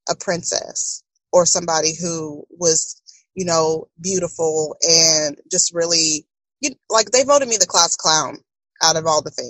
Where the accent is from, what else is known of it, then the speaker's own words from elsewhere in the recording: Tomball, Texas, United States; I came from Tomball.